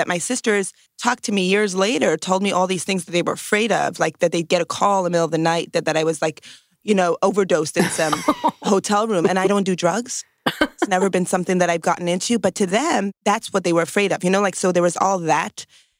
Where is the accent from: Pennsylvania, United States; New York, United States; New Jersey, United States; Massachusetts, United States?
New York, United States; New York City; So I'm from New York, and I grew up in Brooklyn in a Hasidic community. And that's like an ultra-Orthodox Jewish community where the men wear black hats and the women wear dresses only and very specific, and wigs and very specific dress codes.